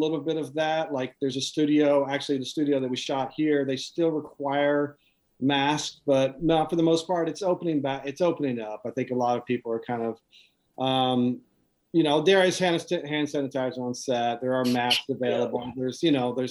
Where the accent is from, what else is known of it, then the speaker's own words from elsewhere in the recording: United States; as an American